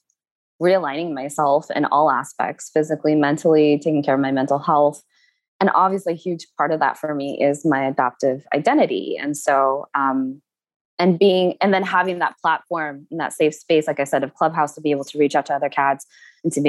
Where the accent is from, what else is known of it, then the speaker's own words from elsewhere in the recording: Eugene, Oregon, United States; moved away as an adult; also born or lived in South Korea / Utah; in Eugene, where I grew up in Oregon